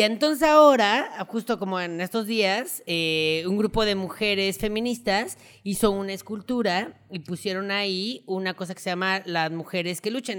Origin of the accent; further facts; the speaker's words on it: Mexico; como mexicanos estamos acostumbrados porque pues así crecimos